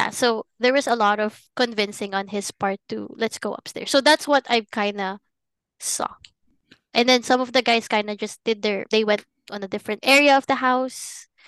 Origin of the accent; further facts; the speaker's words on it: Philippines; moved away; growing up in the Philippines. because it's a very Catholic country